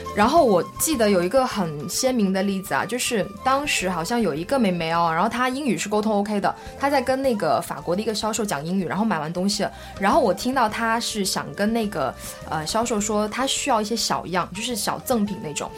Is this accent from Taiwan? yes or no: no; China; now in France; 作为一个中国人